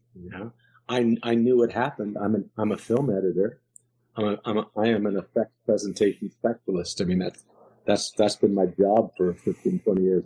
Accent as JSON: {"language": "English", "town": "New York City", "region": "New York", "country": "United States", "tie": "born or raised there", "said": "I grew up in New York"}